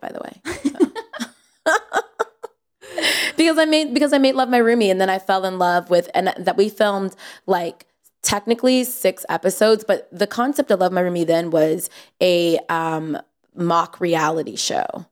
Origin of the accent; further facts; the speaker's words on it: San Jose, California, United States; I'm from San Jose, from the Bay